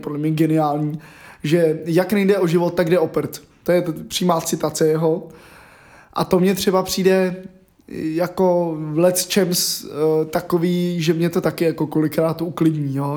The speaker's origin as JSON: {"language": "Czech", "town": "Hradec Králové", "region": "Hradec Králové Region", "country": "Czechia", "tie": "born or raised there", "said": "od mého rodiště v Hradci Králové"}